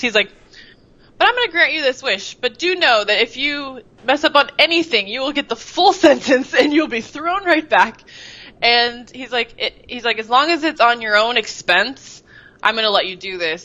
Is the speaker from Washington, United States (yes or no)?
yes; Seattle, Washington, United States; moved away as an adult; also born or lived in Bellevue, Washington; I was born in Bellevue, Washington, which is the east side of Seattle, and basically lived the first 35 years of my life in Seattle